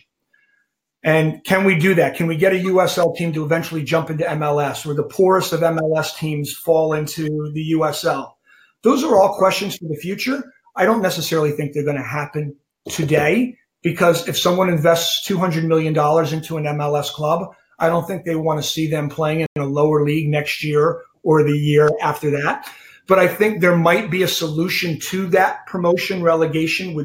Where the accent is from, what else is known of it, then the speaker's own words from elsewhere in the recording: New Jersey, United States; I grew up in New Jersey, so I was a Cosmos fan